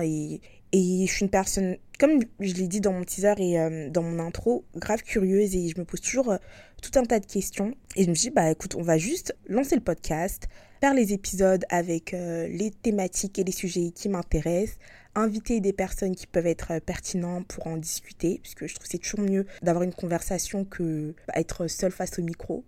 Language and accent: French; France; moved away as an adult; now in Hong Kong; j'ai quitté la France il y a ouais, il y a un an et demi, comme j'ai dit pour travailler à l'étranger, à Hong